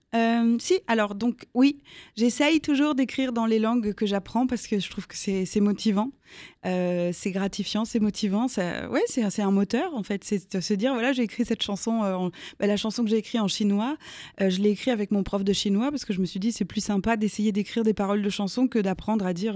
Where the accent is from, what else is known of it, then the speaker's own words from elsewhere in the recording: Strasbourg, Grand Est, France; J'ai grandi euh, à Strasbourg.